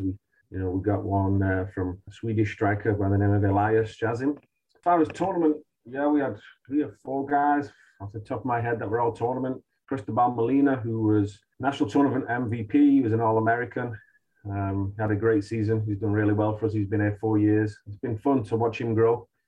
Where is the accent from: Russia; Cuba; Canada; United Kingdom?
United Kingdom; Manchester, North West England; now in United States; We're both from Manchester